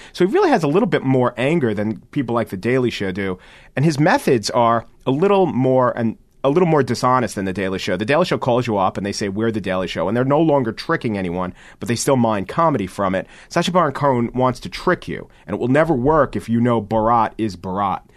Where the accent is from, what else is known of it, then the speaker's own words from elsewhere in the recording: United States; as an American